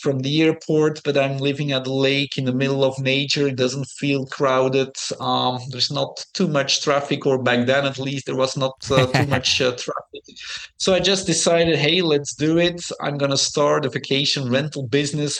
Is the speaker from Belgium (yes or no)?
yes; Belgium; English is a second language; moved away as an adult; I grew up in Belgium.